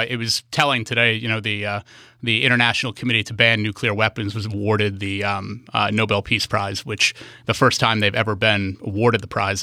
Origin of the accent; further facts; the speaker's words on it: New Hampshire, United States; moved away as an adult; also born or lived in North Carolina; now in Bainbridge Island, United States; after leaving high school, growing up in New Hampshire